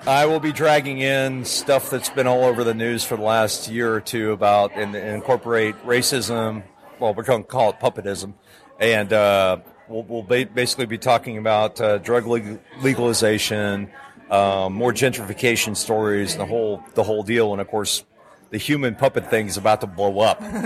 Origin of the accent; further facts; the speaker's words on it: Calgary, Alberta, Canada; when I was growing up in Canada